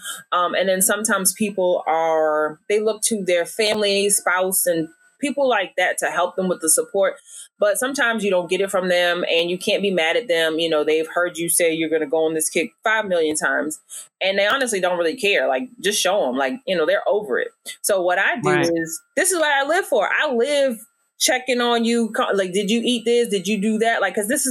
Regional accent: Virginia, United States; moved away as an adult; now in Dallas, United States; I'm a little bit country too, because I, you know, I'm from Virginia.

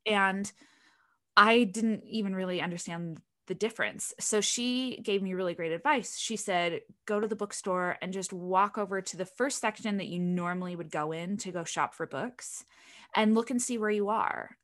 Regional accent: Utah, United States; I grew up in Utah in the middle of this desert.

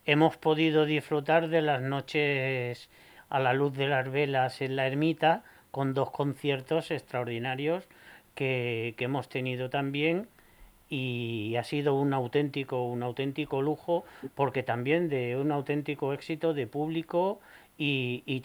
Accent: Torre de Juan Abad, Castilla-La Mancha, Spain; no soy nacido en la torre, pero bueno, la torre es mi pueblo, es mi pueblo y la quiero.

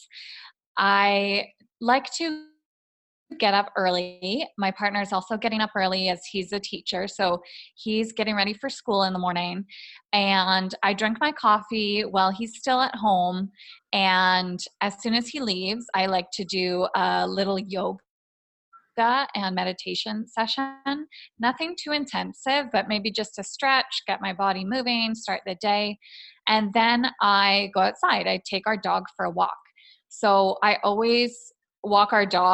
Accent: Toronto, Ontario, Canada; moved away as an adult; also born or lived in Spain / Taiwan / Bangkok, Thailand; now in Costa Rica; I'm originally from Toronto, Canada

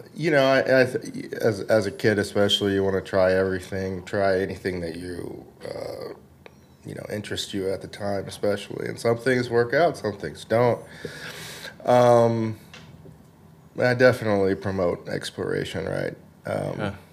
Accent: the South, United States; now in Los Angeles, United States; growing up in the South

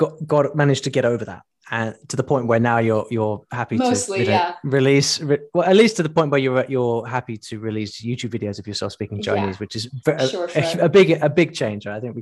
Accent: United Kingdom; We in the UK have that exact same problem, because we're not British people are not the best foreign exports

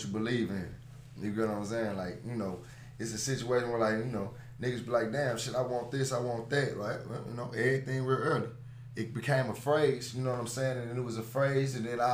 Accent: East St. Louis, Illinois, United States; also born or lived in Philadelphia, Pennsylvania; I lived in East St. Louis ever since I was 9

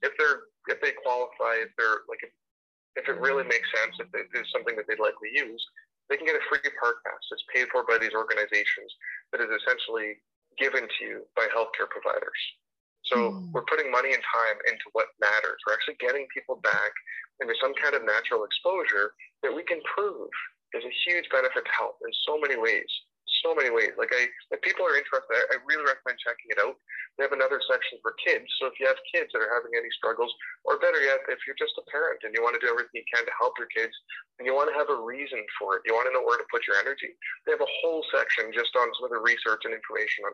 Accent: Edmonton, Alberta, Canada; also born or lived in Greater Vancouver; now in Vancouver, Canada; I grew up in Edmonton, Alberta

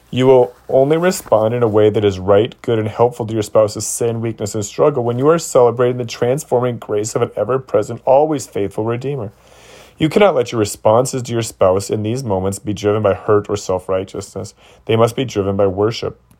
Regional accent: Toledo, Ohio, United States; Luella was raised in Cuba, and I was raised in Toledo, Ohio.

